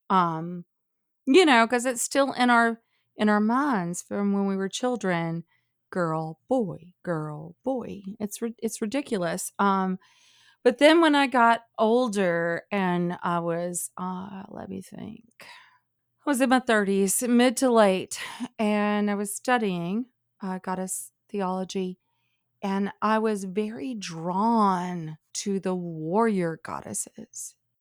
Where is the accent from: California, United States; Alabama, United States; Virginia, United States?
Alabama, United States; growing up in Alabama